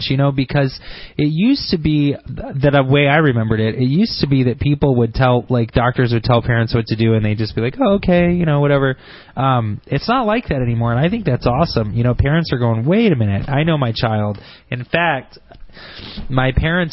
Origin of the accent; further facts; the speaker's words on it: Grand Blanc, Michigan, United States; smart people live in Grand Blanc